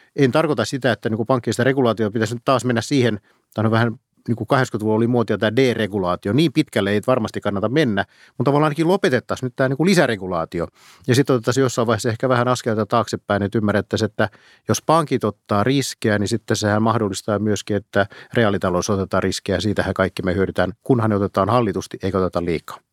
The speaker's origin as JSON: {"language": "Finnish", "town": "Pori", "region": "Satakunta", "country": "Finland", "said": "mä olen Porista kotoisin"}